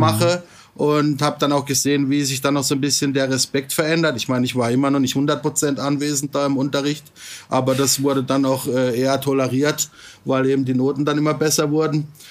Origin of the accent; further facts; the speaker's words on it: Freiburg im Breisgau, Baden-Württemberg, Germany; moved away as an adult; also born or lived in Singapore; now in Bangkok, Thailand; ich bin vor ziemlich genau 50 Jahren geboren in Freiburg im Breisgau, also im Schwarzwald